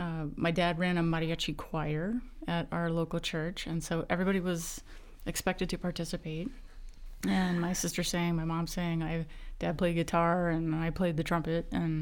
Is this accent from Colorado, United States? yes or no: yes; Grand Junction, Colorado, United States; also born or lived in Austin, Texas; my sister, who's 15 months younger than I am, and I grew up in the Grand Junction area doing all the Grand Junction things.